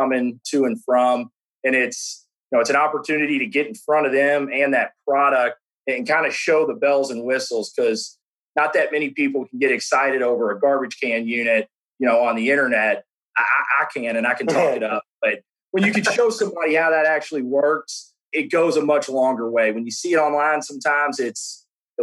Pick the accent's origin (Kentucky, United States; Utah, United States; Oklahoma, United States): Kentucky, United States; Louisville; accent: Southern Kentucky; I'm from Louisville, Kentucky, born and raised, been here all my life. So yeah, I guess a little Southern Kentucky accent.